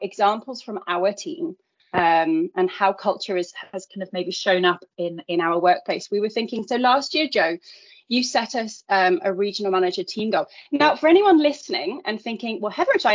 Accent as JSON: {"language": "English", "country": "United Kingdom"}